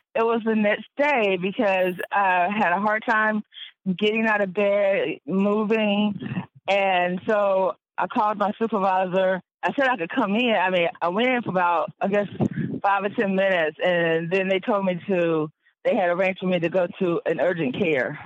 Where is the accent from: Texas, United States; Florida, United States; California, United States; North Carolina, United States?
North Carolina, United States; Wake County; basically was born and raised in Wake County, so I've been here um, pretty much all my life